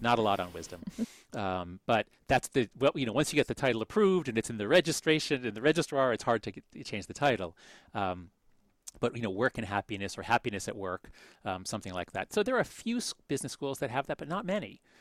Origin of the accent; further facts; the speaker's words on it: Scarsdale, New York, United States; moved away; I grew up in Scarsdale back when the city was declining